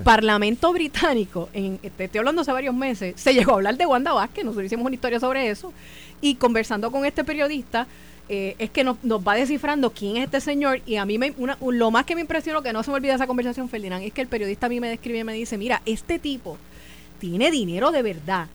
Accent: Carolina, Puerto Rico; mi pueblo de Calorina

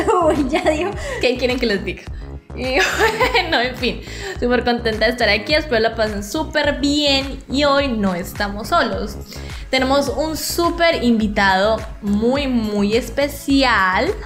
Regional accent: Colombia; los dirigentes de este maravilloso parche somos todos colombianos.

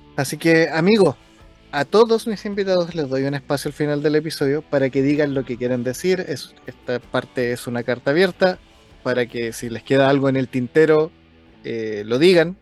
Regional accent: Chile; para mí como chileno

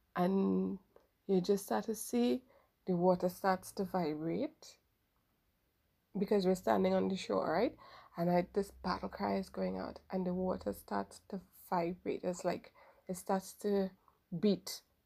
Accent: Trinidad & Tobago; I'm from Trinidad

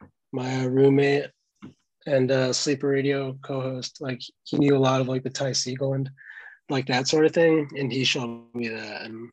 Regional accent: West Hartford, Connecticut, United States; moved away as an adult; now in Boston, United States; I'm from Central Connecticut, West Hartford

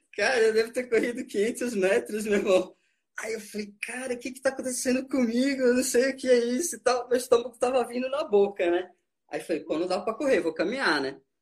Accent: São Paulo, Brazil; moved away as an adult; now in Brasília, Brazil; eu vim de São Paulo, tô em casa

